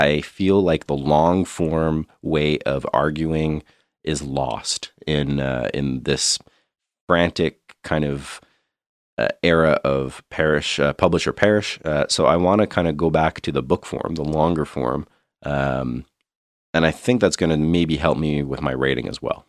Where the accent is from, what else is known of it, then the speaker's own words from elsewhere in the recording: Canada; being Canadian, having grown up with some pretty extreme colds